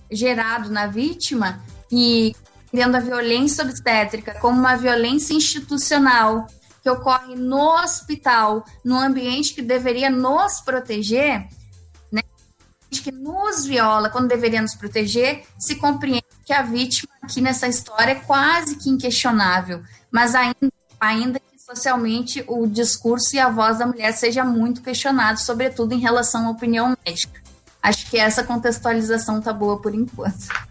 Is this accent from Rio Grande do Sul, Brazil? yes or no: yes; Santa Maria, Rio Grande do Sul, Brazil; eu sou de Santa Maria